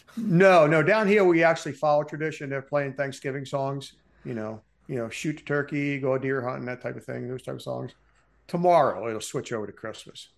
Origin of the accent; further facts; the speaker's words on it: Baltimore, Maryland, United States; I grew up in Baltimore, Maryland.